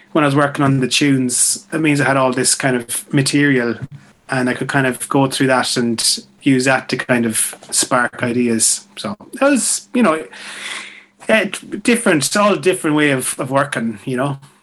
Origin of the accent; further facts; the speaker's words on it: Mayo, Connacht, Ireland; moved away; people that I grew up with back in Mayo